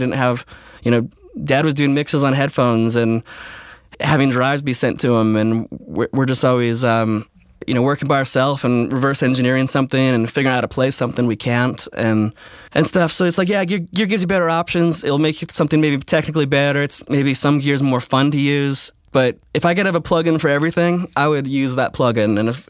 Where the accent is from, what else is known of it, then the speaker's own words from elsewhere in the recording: Switzerland; I grew up, my teenage years, I grew up in Switzerland, and it was all French speaking there when I moved there.